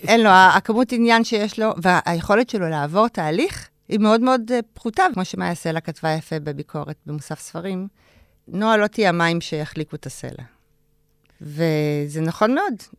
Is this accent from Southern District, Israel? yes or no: no; Ramat HaSharon, Tel Aviv District, Israel; גדלתי ברמת השרון, בשכונה שנקראת, אה, נווה רום